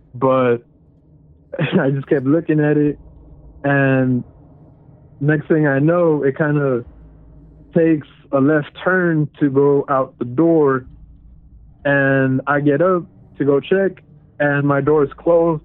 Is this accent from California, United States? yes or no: yes; California, United States; I'm from California